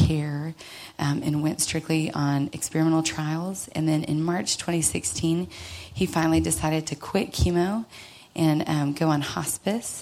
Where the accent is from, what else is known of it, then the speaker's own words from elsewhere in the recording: Dallas, Texas, United States; I grew up here in Dallas to some sweet, loving parents